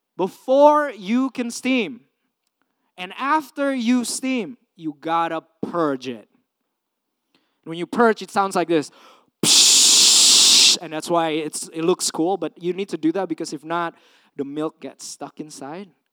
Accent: Indonesia; also born or lived in California, United States; now in United States; I came from Indonesia, third world country, grew up in a communal setting

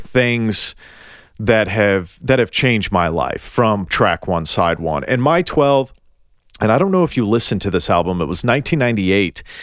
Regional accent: Tennessee, United States; I'm from Tennessee

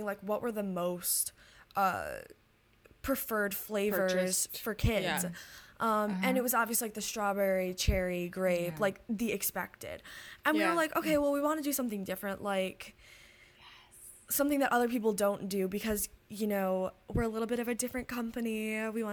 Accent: Detroit, Michigan, United States; I'm from Detroit, Michigan

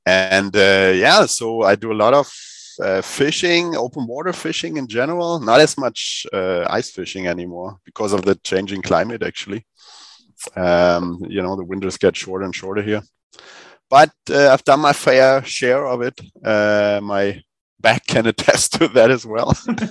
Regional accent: Berlin, Germany; also born or lived in southern Sweden; now in Sweden; I come from Berlin in Germany

